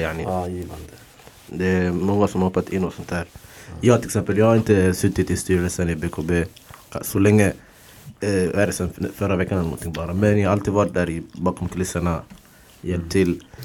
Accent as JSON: {"language": "Swedish", "town": "Stockholm", "region": "Stockholm County", "country": "Sweden", "said": "jag jobbar i området jag kommer ifrån. Tensta, Hjulstaområdet."}